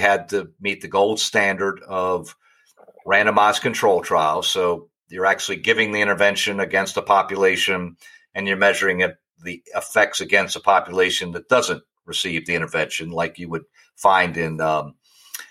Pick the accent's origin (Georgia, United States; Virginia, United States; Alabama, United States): Virginia, United States; Richmond; moved away as an adult; now in St. Louis, United States; I'm from Richmond, Virginia, originally